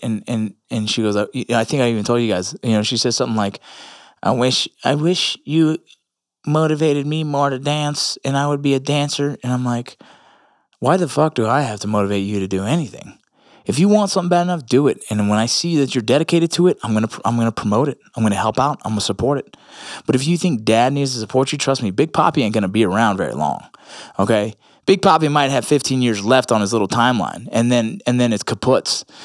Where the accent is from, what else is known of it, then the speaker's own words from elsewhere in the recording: Los Angeles, California, United States; me being Puerto Rican in L